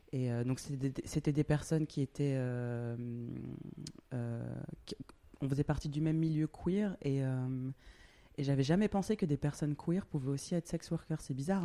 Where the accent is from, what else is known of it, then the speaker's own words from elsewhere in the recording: France; moved away as an adult; also born or lived in Australia; now in Berlin, Germany; je suis français, j'ai grandi en France, d'origine euh, Guadeloupe et Réunion.